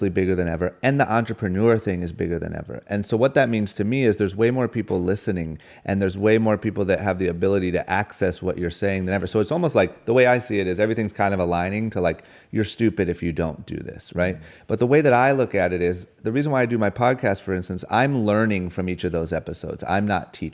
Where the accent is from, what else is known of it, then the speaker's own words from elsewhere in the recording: Tacoma, Washington, United States; moved away; mansion is uh, is the polar opposite of where I grew up. Same with Tacoma, Washington.